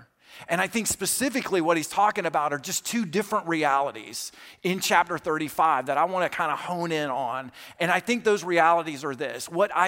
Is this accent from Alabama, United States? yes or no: yes; Alabama, United States; I grew up in South Alabama, but I went to college in Kentucky